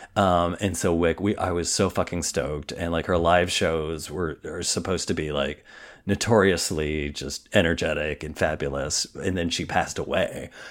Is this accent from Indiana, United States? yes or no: yes; Indiana, United States; I'm from Indiana